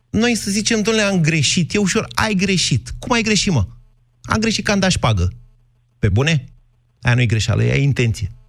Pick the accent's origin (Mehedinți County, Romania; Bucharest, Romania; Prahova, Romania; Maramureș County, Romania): Mehedinți County, Romania; Drobeta-Turnu Severin; eu cam sunt venit de la Severin în jos, pe Dunăre.